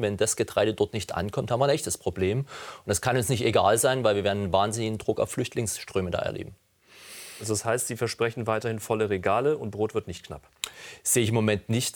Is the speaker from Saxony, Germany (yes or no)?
yes; Saxony, Germany; ich komme selbst aus Sachsen